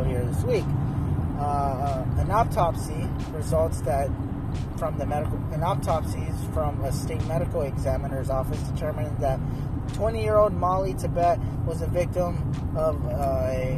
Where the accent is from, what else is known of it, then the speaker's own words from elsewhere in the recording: United States; as an American